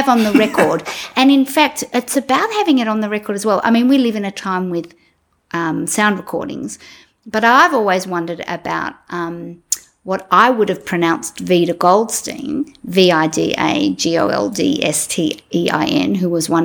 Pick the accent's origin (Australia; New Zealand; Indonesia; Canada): Australia; Melbourne, Victoria; I grew up in Melbourne